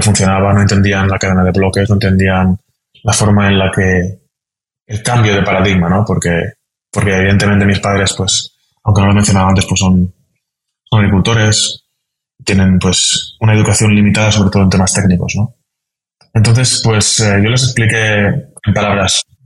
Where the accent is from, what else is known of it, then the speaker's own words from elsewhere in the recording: a town near Valencia, Valencian Community, Spain; moved away as an adult; now in Vienna, Austria; Soy de Valencia. Soy original de un pueblo cercano a Valencia